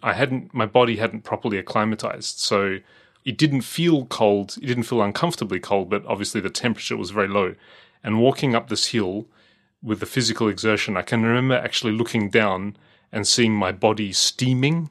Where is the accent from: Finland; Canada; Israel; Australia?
Australia; as an Australian